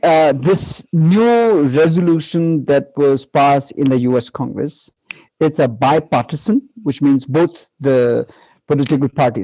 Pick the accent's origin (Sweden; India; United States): India; So I'm a second generation Tibetan living in India, born and brought up in India, educated here.